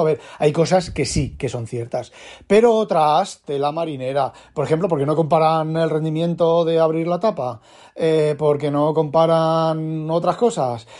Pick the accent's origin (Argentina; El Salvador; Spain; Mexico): Spain; now in Netherlands; soy español